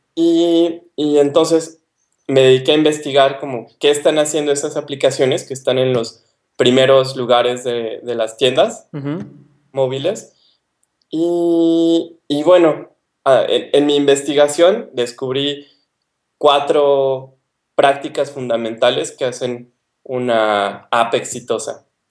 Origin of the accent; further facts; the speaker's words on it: Mexico City, Mexico; moved away as an adult; also born or lived in Ensenada, Mexico; now in Poland; yo soy del DF, estudié en, en, la UNAM